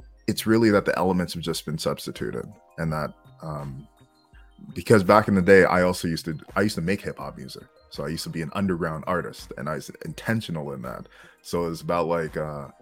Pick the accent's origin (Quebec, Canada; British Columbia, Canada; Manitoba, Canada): Quebec, Canada; Montreal; I'm from Canada, okay? I'm Montreal, Canada.